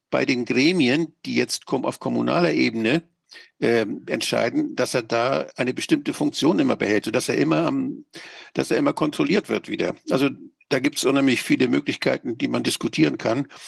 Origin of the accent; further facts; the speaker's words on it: Schleswig-Holstein, Germany; Ich bin als stolzer Schleswig-Holsteiner, sage ich mal so, wir in Schleswig-Holstein machen diesen Scheiß nicht mehr